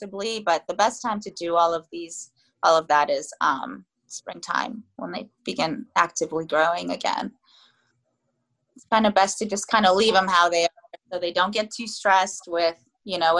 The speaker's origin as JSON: {"language": "English", "region": "Florida", "country": "United States", "tie": "born or raised there", "moved": "yes", "lives_now": "Takoma Park, United States", "said": "I'm from Florida. I was raised in Florida actually"}